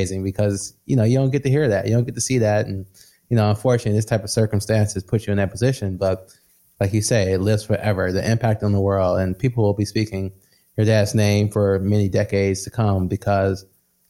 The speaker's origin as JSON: {"language": "English", "region": "Midwest", "country": "United States", "said": "I come from the Midwest, blue collar. Everyone I know was blue collar, working in some type of factory owned by Ford"}